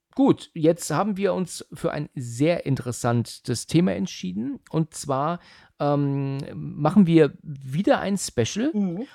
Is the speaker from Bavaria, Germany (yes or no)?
no; Husum, Schleswig-Holstein, Germany; moved away; Ich komme ja ursprünglich aus Husum